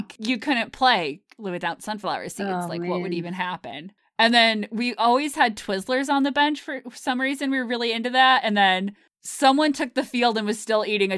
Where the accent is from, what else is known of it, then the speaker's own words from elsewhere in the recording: Fairfield County, Connecticut, United States; I grew up in Fairfield County, Connecticut